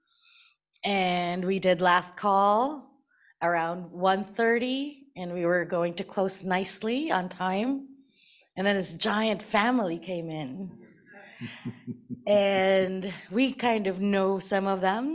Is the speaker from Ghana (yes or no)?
no; Philippines; I'm Filipino, and like most Filipinos, we're very Catholic growing up